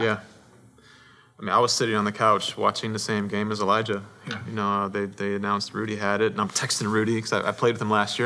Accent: Paramount, California, United States; I was born in Southern California, Paramount, California

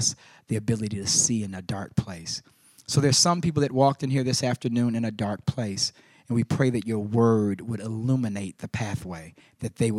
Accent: Chicago, Illinois, United States; moved away; here in Chicago, my hometown

